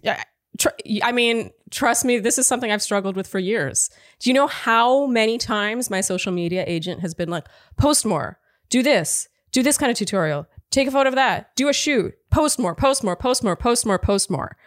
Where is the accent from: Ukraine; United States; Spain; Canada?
Canada; moved away; I am Canadian